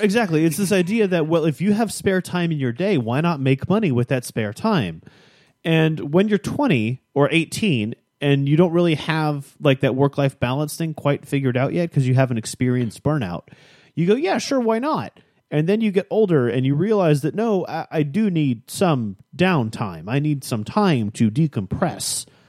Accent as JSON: {"language": "English", "town": "Chicago", "region": "Illinois", "country": "United States", "tie": "born or raised there", "moved": "yes", "said": "I grew up in Chicago"}